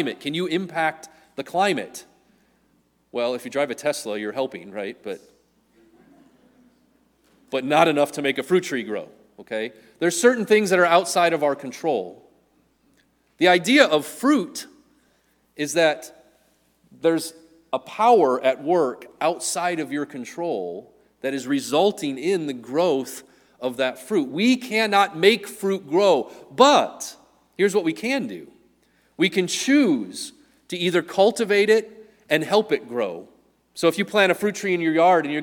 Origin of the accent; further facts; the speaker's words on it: Wisconsin, United States; as a kid growing up in Wisconsin